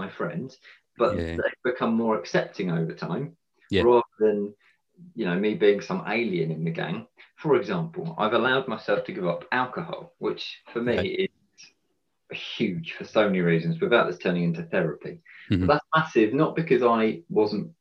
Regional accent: Sussex, South East England, United Kingdom; I'm a bloke from Sussex

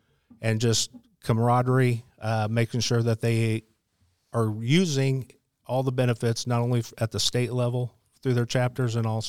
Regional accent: Midwest, United States; And then when I grew up out in the Midwest, I always lived in the basement because it was cooler in the summer and warmer in the winter.

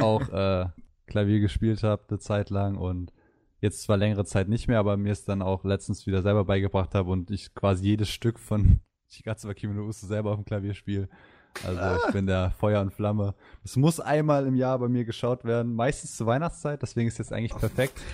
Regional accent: Mainz, Rhineland-Palatinate, Germany; ich komme aus Mainz, bin 20

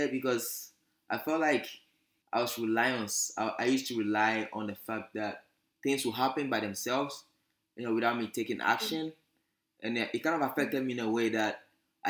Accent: Accra, Greater Accra, Ghana; accent: British; moved away as an adult; now in Gambier, United States; I was born in the capital city, Accra, Ghana. Lived there my whole life.

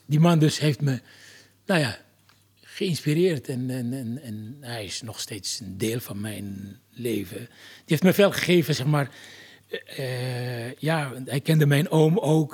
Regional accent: Algeria; also born or lived in France; now in Netherlands; Jaren later ben ik verhuisd uit Algerije

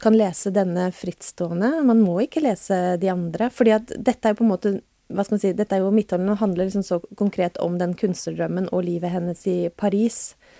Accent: Tromsø, Troms, Norway; moved away as an adult; also born or lived in Oslo; jeg flytta også fra Oslo til eh, Tromsø da jeg var tolv.

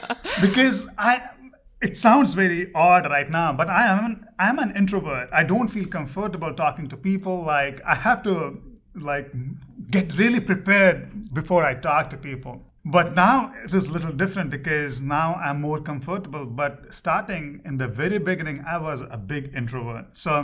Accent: Kolkata, West Bengal, India; moved away as an adult; also born or lived in Ranchi, India / New York, United States; now in Little Rock, United States; So when I grew up in Calcutta, the native language was Bengali. So I know Bengali also. So, and after fifth grade, I moved to a different town called Ranchi.

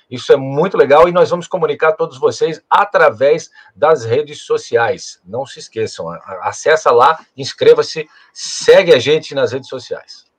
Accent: Rio do Sul, Santa Catarina, Brazil; now in Florianópolis, Brazil; a gente vem do interior, lá de Rio do Sul

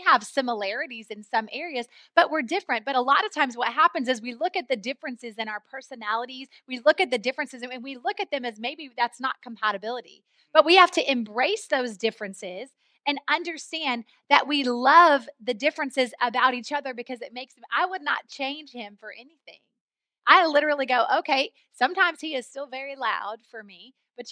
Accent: Oklahoma, United States; moved away; I grew up in the Midwest in Oklahoma

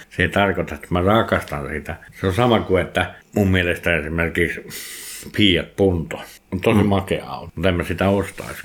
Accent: Nastola, Päijät-Häme, Finland; kotikylässäni, ei kylässä Villahteellä, vaan kotikunnassa, niin Nastolassa

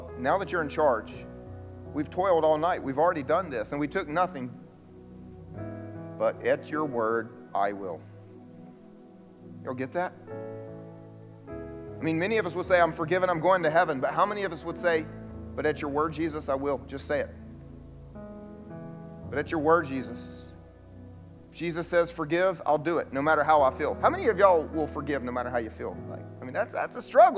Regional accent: the South, United States; I grew up here in the South going to church.

